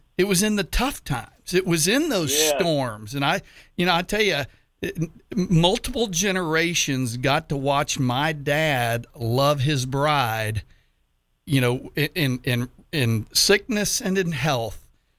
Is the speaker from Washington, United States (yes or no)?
no; Houston, Texas, United States; I'm from Houston.